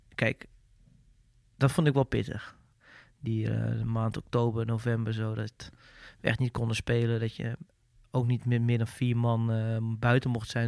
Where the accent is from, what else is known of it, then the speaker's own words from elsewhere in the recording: Netherlands; als Nederlander